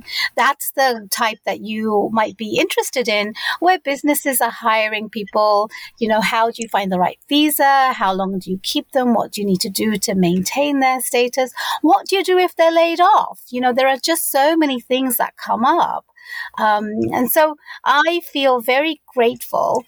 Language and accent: English; London, United Kingdom; moved away as an adult; also born or lived in Bangladesh; now in United States; I was born and raised in London, UK.